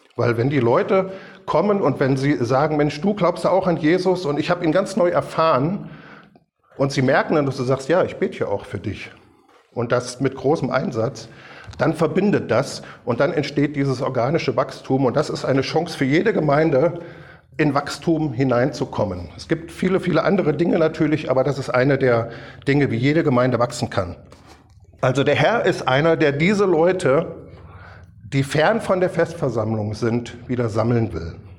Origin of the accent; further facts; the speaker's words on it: Kassel, Hesse, Germany; als kleiner Bobatz dann immer mitgegangen in die Baptistengemeinde in Kassel